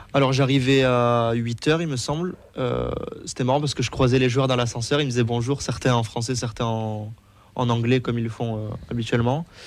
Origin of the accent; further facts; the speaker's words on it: Toulouse, Occitania, France; j'ai toujours habité à Toulouse